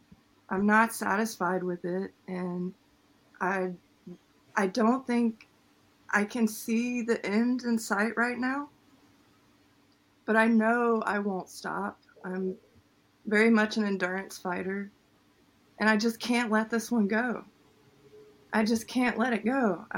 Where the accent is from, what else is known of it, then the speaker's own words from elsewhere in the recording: United States; But what roots me to it is definitely my service, the fact that I'm American.